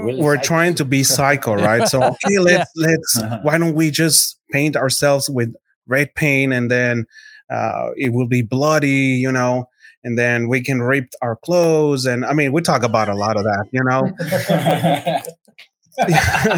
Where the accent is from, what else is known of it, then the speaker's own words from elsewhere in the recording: Ciudad Juárez, Chihuahua, Mexico; moved away as an adult; also born or lived in El Paso, Texas; now in Houston, United States; I'm from Mexico